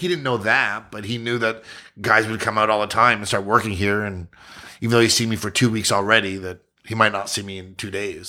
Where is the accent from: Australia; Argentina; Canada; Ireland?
Canada; Ottawa, Ontario; also born or lived in Yukon / Kingston; I was born in the Yukon, but I'm from Ottawa